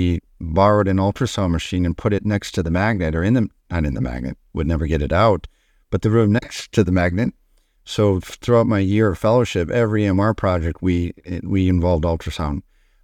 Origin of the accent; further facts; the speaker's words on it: Detroit, Michigan, United States; born there; Yeah, so I was born in Detroit, Michigan